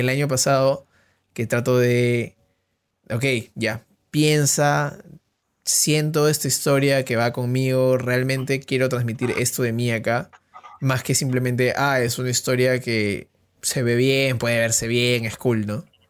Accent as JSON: {"language": "Spanish", "country": "Peru", "tie": "born or raised there", "said": "estuve en un colegio alemán. Acá, en Perú es el colegio Alexander von Humboldt"}